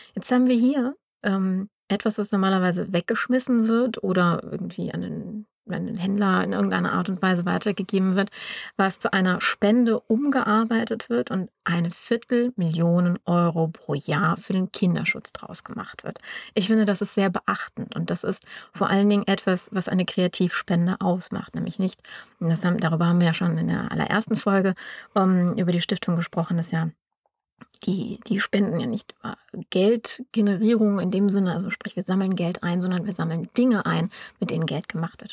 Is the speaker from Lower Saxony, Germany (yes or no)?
no; Düsseldorf, North Rhine-Westphalia, Germany; wir kommen beide aus Düsseldorf